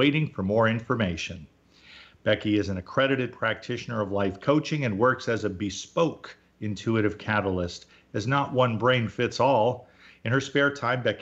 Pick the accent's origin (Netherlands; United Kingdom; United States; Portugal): United States; I'm American